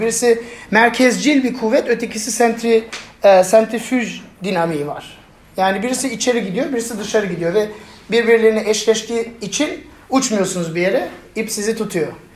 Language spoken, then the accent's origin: Turkish; Germany; moved away; Ben Almanya'da büyüdüm ve benim etrafımda birçok ya ırkçı arkadaş vardı. Yani ben tek Türktüm sınıfta.